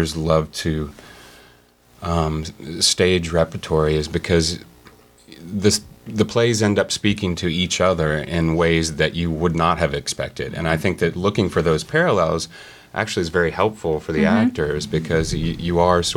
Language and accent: English; Seymour, Indiana, United States; moved away; also born or lived in New York; I'm originally from southern Indiana. I'm from a town called Seymour, Indiana